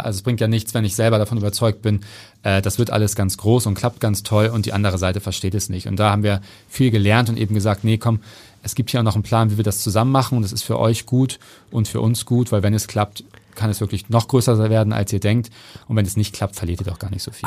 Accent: Hamburg, Germany; Ich bin äh, alleine mit meiner Mutter und meinem Bruder aufgewachsen im Süden von Hamburg in äh, Neugraben

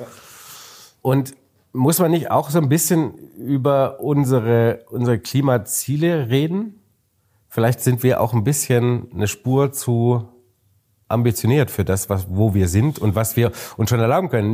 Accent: Bavaria, Germany; jetzt kommen wir ja aus Bayern

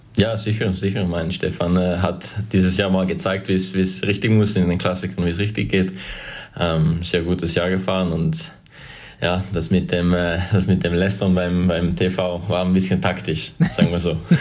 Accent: near Winterthur, Zurich, Switzerland; moved away as an adult; now in Belgium; Geboren in Winterthur, aufgewachsen ein bisschen außerhalb, kleines Dorf, ungefähr 15 Kilometer außerhalb Winterthur

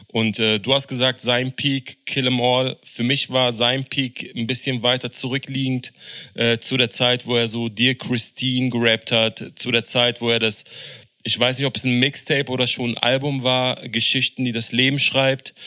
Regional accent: Berlin, Germany; als jemand, der in äh, Deutschland aufgewachsen ist, der in Berlin aufgewachsen ist

